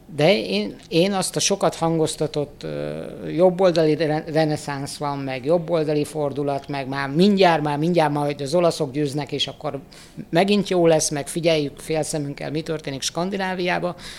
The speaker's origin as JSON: {"language": "Hungarian", "country": "Hungary", "said": "szenvedélyesen magyarok vagyunk"}